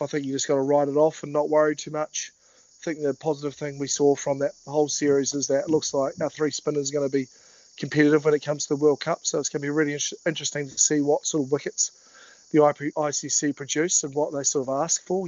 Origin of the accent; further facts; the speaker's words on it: Timaru, Canterbury, New Zealand; moved away as an adult; now in Brisbane, Australia; growing up in the South Island